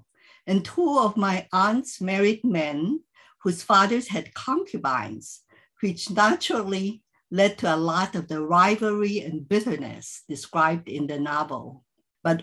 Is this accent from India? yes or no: no; Philippines; I grew up in the Chinese community in the Philippines and first read the novel in Chinese when I checked it out from our high school library.